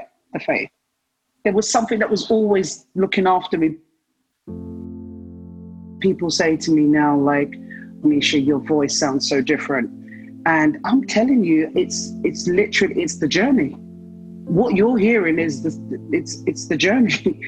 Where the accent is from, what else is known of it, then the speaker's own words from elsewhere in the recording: London, United Kingdom; I was born in London